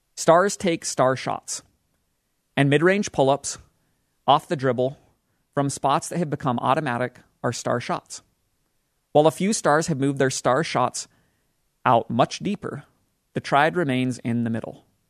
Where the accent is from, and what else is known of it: Utah, United States; born or raised there